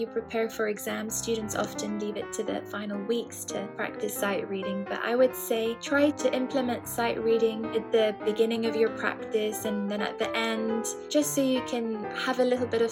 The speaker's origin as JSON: {"language": "English", "country": "Cyprus", "tie": "born or raised there", "moved": "as an adult", "lives_now": "London, United Kingdom", "said": "I was born in Cyprus, but my dad is from Lebanon"}